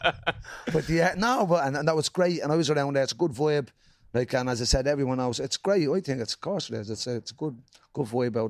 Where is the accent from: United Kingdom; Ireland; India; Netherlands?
Ireland; Dublin, Leinster; growing up in Jobstown in the 80s and 90s